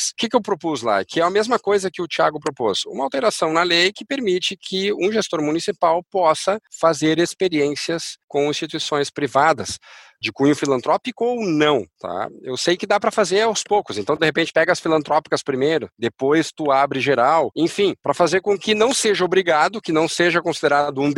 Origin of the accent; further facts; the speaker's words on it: Uruguay; born there; Portuguese is a second language; Eu, nasci no Uruguai